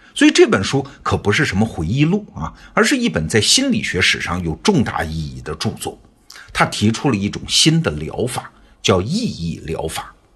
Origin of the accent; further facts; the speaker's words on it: China; 我们中国人